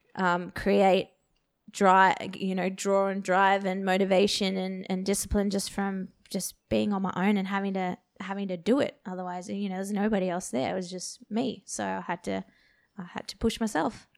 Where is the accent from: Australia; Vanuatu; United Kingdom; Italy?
Australia; Perth, Western Australia; I grew up in Perth